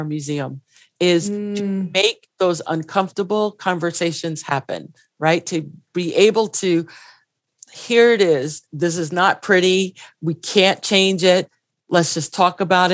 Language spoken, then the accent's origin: English; New York City, New York, United States; growing up in the Bronx